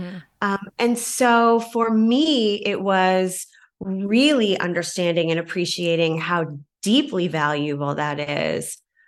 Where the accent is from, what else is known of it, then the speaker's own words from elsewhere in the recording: Kingston, Ontario, Canada; moved away as an adult; also born or lived in Hamilton, Canada; now in Chicago, United States; I'm from Kingston.